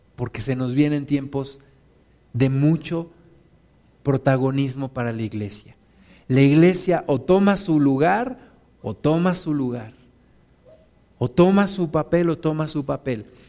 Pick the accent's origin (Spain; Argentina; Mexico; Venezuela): Mexico